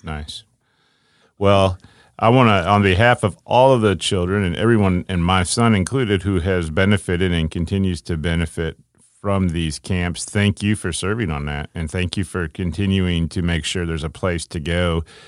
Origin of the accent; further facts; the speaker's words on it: Ohio, United States; I grew up in Ohio